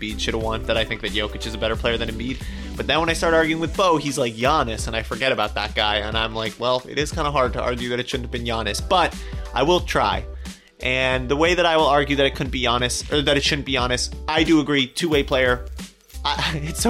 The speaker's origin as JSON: {"language": "English", "region": "Colorado", "country": "United States", "said": "I'm also from Colorado, so sort of a hometown hero"}